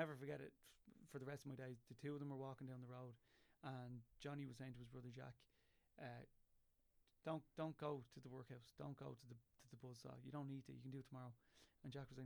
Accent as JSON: {"language": "English", "country": "Ireland", "said": "as Irish people"}